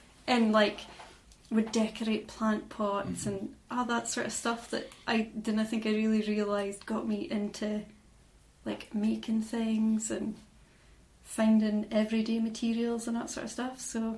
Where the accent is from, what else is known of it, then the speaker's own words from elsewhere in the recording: Inverallochy, Scotland, United Kingdom; so I'm from Inveralachie, which is a tiny little fishing village that is also known as Cotton, often mistaken for Bulgar or Cairnbulg, but that's actually the opposite side of the road where they meet.